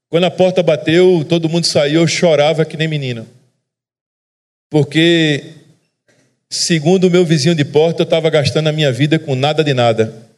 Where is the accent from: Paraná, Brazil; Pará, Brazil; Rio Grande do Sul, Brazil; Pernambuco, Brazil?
Pernambuco, Brazil; Recife; accent: sotaque da turma do Recife; eu sou de Recife